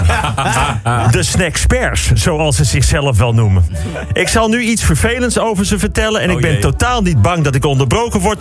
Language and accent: Dutch; Amsterdam, North Holland, Netherlands; kom ik uit Amsterdam.